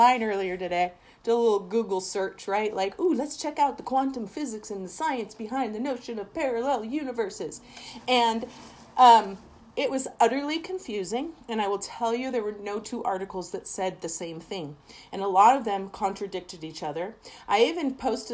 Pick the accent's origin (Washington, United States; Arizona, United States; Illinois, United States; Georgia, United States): Washington, United States; Seattle; I am originally from Seattle. Well, originally. Spent the last 30 years there